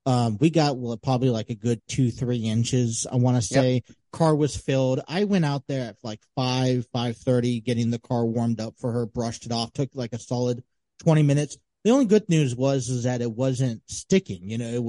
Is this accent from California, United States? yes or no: yes; San Diego, California, United States; But even we try to go up to Mount Julian, which is like the closest place from San Diego to see snow.